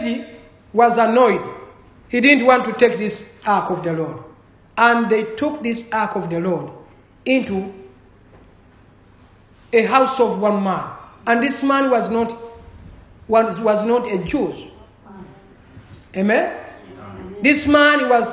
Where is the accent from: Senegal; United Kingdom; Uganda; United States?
Uganda